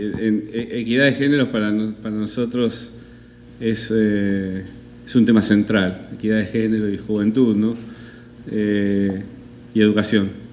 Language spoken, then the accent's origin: Spanish; Argentina; soy argentino.